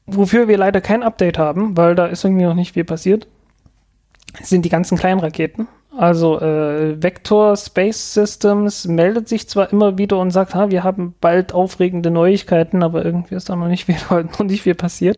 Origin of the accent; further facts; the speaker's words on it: eastern Germany, Germany; ich in der ostdeutschen Provinz